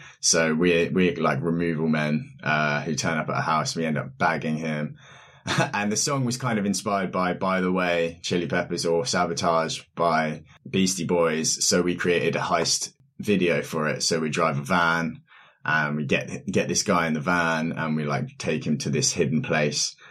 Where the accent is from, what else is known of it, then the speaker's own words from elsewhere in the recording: Reading, South East England, United Kingdom; now in London, United Kingdom; I'm from Berkshire area, Reading